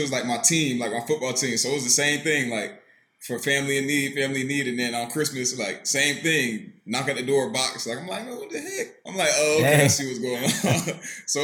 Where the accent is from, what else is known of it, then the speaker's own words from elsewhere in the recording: Atlanta, Georgia, United States; moved away as an adult; now in New Orleans, United States; I grew up in Atlanta, Georgia, so, you know, in New Orleans now, but not far from home